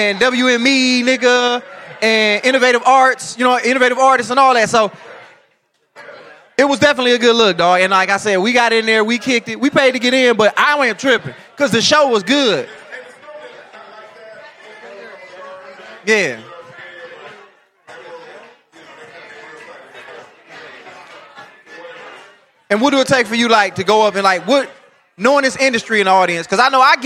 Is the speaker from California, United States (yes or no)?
no; Detroit, Michigan, United States; I'm a comedian from Detroit